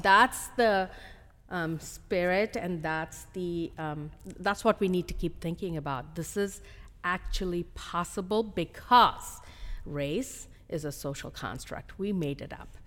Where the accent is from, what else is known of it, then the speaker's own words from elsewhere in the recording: India; moved away as an adult; also born or lived in Hyderabad, India; now in United States; I was born in India, um, and I came to the United States